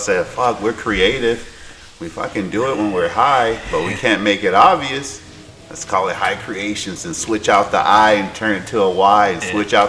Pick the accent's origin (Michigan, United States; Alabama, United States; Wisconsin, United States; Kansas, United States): Alabama, United States; I'm from the South, born and raised Alabama.